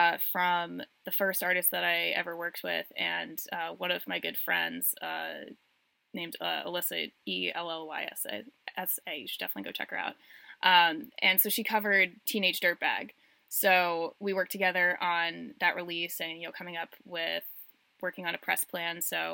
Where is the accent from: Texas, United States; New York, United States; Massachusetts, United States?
Massachusetts, United States; Boston; So I'm from Boston, but the band has a very special place in my heart